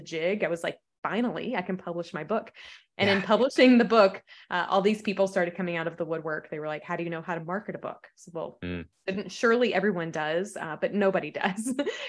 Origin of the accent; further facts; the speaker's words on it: the South, United States; I'm a Southerner. So we have, you know, really interesting phrases down here.